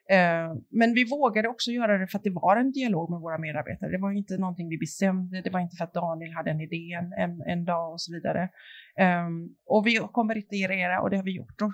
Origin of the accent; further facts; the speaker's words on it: Sweden; vi svenskar